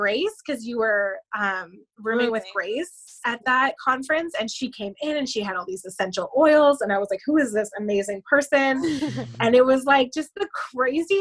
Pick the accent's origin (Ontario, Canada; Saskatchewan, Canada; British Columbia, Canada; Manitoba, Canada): Ontario, Canada; a couple hours outside of Toronto; I'm from Canada, a couple hours outside of Toronto